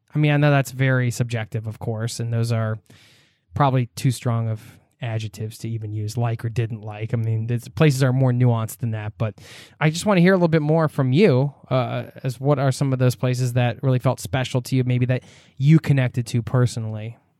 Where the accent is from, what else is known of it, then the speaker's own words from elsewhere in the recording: United States; I'm American